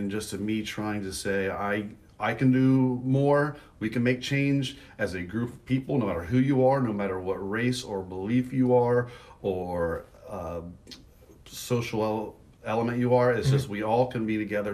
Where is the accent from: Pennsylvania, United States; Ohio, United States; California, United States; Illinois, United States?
Ohio, United States; moved away as an adult; also born or lived in Philippines; now in Charleston, United States; I come from Ohio